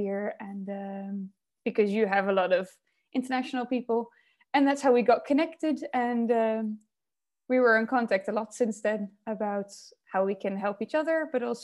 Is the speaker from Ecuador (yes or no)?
no; Netherlands; also born or lived in Nanjing, China; I am originally Dutch. I grew up in the Netherlands for a lot of my childhood